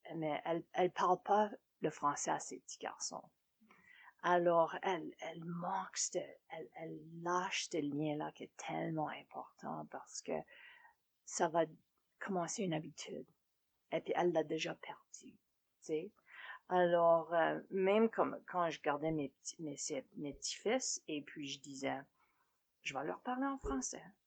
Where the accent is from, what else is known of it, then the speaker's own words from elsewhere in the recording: Bellegarde, Saskatchewan, Canada; first language French; moved away; On a grandi en Saskatchewan sur la ferme, sud-est de la Saskatchewan. Notre, petit village s'appelait appelé Bellegarde